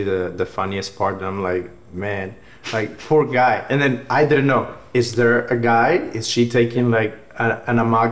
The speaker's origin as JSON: {"language": "English", "region": "Havana", "country": "Cuba", "tie": "born or raised there", "second_language": "English", "moved": "yes", "said": "I grew up in Havana."}